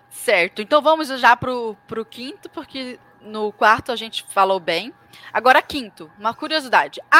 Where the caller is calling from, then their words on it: Camaquã, Rio Grande do Sul, Brazil; tenho 18 anos, sou de Camacuã, Rio Grande do Sul.